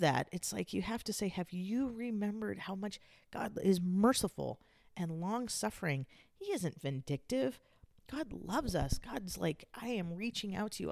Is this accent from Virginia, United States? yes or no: no; San Diego, California, United States; I grew up in Southern California in San Diego.